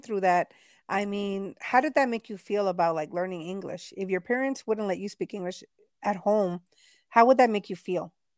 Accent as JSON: {"language": "English", "region": "Texas", "country": "United States", "tie": "born or raised there", "said": "I was born here in Texas, but my parents are from Mexico."}